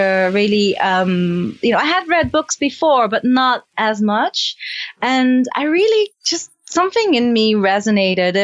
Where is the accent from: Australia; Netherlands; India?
Netherlands; now in California, United States; I'm from Holland originally